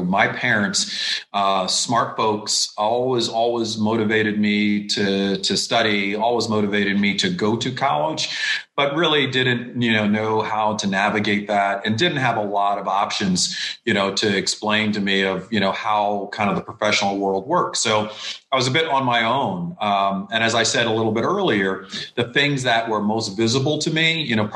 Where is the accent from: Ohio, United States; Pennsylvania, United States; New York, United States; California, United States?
New York, United States; I'm from New York, so I grew up in the kind of the hip hop kind of explosion years of the East Coast